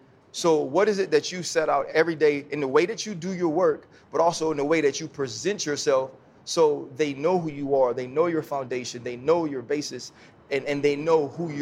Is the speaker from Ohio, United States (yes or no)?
no; New Orleans, Louisiana, United States; Now, like, I'm from New Orleans, which is huge on colorism because I'm from a place where they call it passé blanc, right?